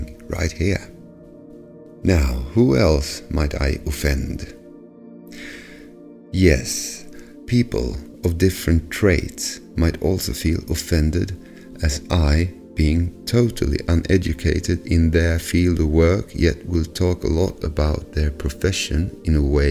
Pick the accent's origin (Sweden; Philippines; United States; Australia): Sweden; English is a second language; I'm from Sweden